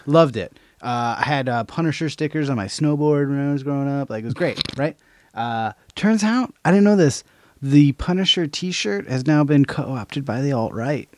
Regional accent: Albany, New York, United States; my hometown of Albany, New York, shout out A-Town

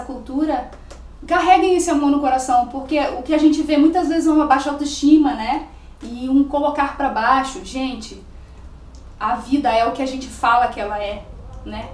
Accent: Rio de Janeiro, Brazil; now in Santana do Livramento, Brazil; eu sou do Rio de Janeiro

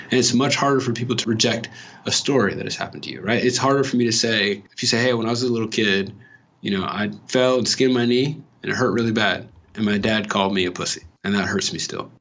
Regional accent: California, United States; moved away; I'm coming from California

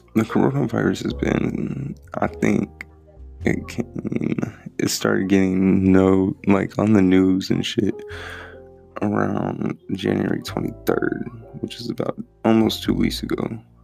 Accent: Texas, United States; A real Texan. I'm from Texas.

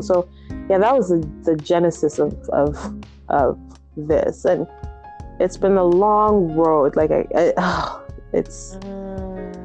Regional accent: Nigeria; moved away; I was brought up in Nigeria

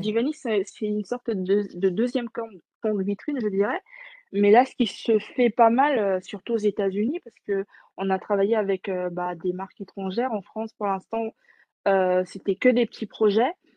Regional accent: French Guiana; je suis née, j'ai grandi en Guyane

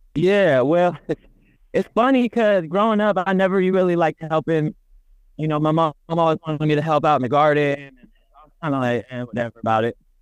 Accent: the Bay Area, California, United States; growing up in the Bay, growing up in a city, we don't know farmers.

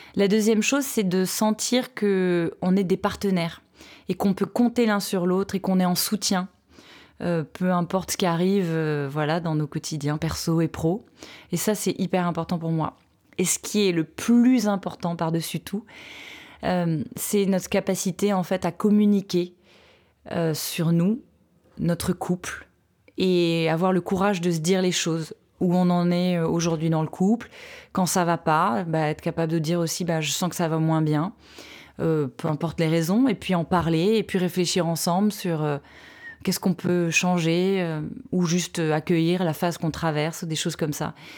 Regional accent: France; chez nous à Aix

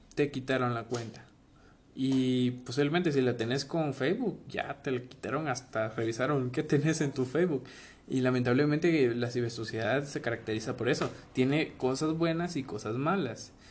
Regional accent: Guatemala; nosotros somos bueno, los guatemaltecos, los chapines

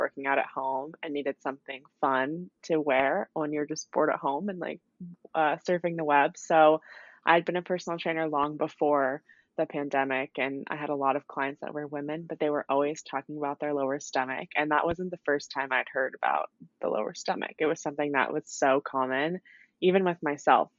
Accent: California, United States; I grew up in California

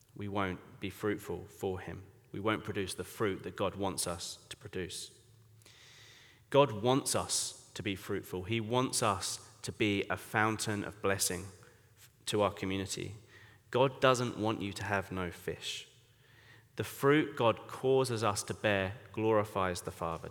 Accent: Colchester, East of England, United Kingdom; accent: English; moved away as an adult; now in Bangkok, Thailand; I grew up in Colchester, England.

